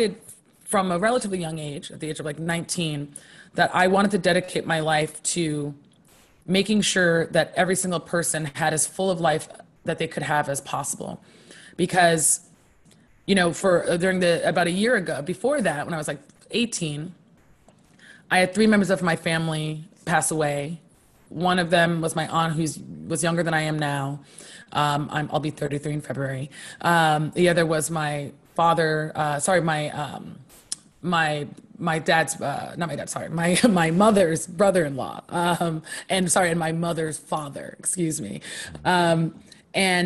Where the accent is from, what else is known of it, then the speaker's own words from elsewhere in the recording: Poughkeepsie, New York, United States; also born or lived in Harlem, New York City; I was born in Poughkeepsie, New York, in upstate New York, and currently split my time between Poughkeepsie, New York